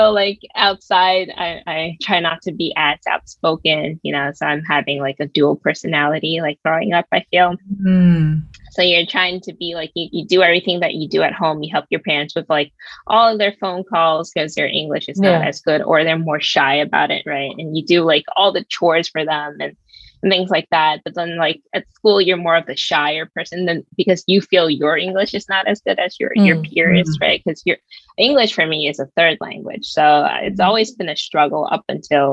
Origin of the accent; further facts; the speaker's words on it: New York City, New York, United States; moved away; also born or lived in Seattle; I was raised in Brooklyn for all of my life